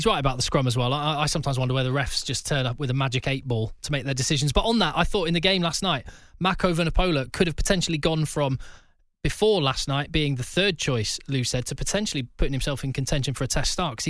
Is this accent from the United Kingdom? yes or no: yes; England, United Kingdom; as an Englishman as I am